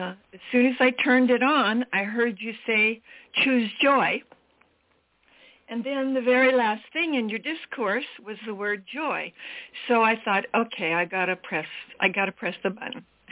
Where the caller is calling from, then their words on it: Maui, Hawaii, United States; I'm calling from Maui, Hawaii. And so it's early in the morning here